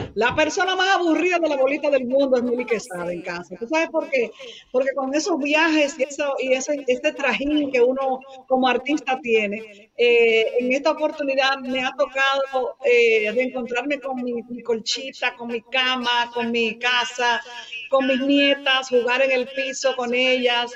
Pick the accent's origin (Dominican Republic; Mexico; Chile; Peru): Dominican Republic; mi pueblo, mi país, la República Dominicana